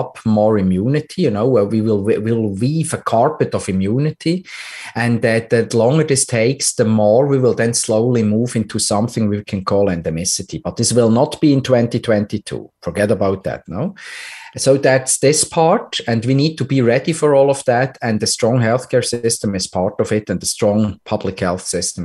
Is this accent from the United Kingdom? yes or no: no; Switzerland; my home country, Switzerland